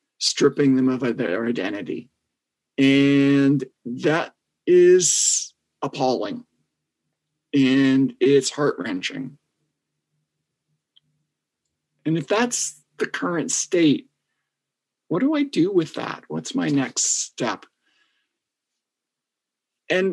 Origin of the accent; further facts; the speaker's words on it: Canada; I'm from Canada